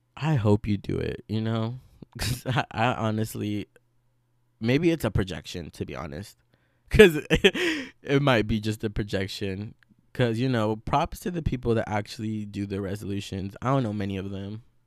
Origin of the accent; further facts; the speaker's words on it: Veracruz, Mexico; now in United States; I grew up in Veracruz along with a lot of the curanderismo that surrounds it